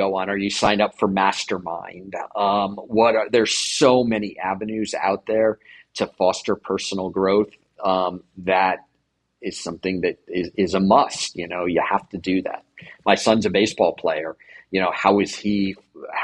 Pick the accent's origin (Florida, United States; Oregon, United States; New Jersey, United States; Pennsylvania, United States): New Jersey, United States; I grew up in New Jersey